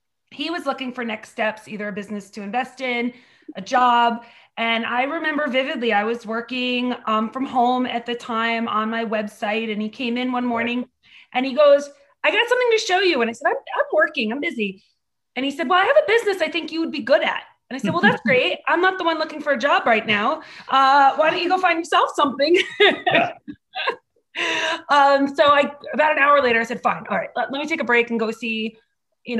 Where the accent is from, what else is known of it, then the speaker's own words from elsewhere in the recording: Bergen County, New Jersey, United States; moved away as an adult; also born or lived in Hunterdon County; now in Bridgewater, United States; I'm from Bergen County